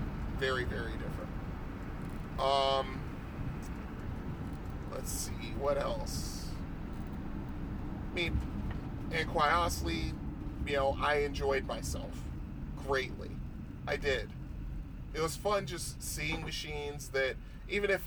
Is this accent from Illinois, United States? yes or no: no; Bridgeport, Connecticut, United States; moved away; my hometown of Bridgeport, Connecticut